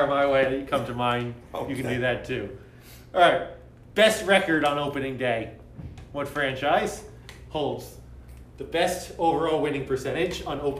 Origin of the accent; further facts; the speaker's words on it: Bogota, New Jersey, United States; also born or lived in Springfield, Massachusetts; my hometown of Pagoda, New Jersey